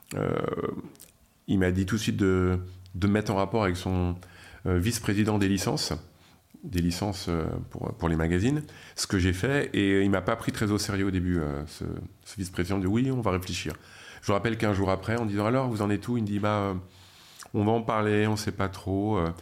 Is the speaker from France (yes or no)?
yes; France; accent: French; avec mon accent français